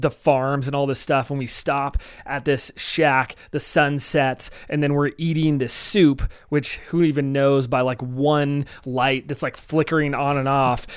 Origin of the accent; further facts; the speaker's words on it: United States; I'm an American